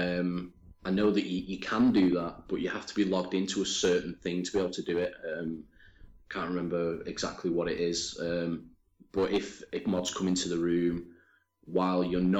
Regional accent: United Kingdom; I'm British

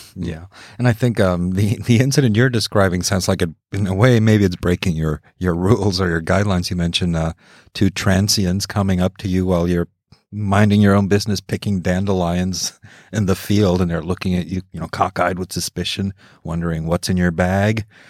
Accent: Mexico; I grew up in Mexico

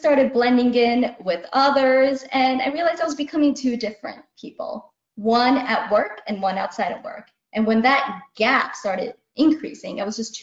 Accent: United States; I'm Indian American. As a young being growing up here back in the 80s

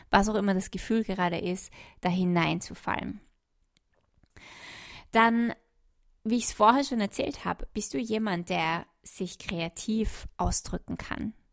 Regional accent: Austria; ich komme jetzt nach Österreich, in mein, mein Heimatland zurück

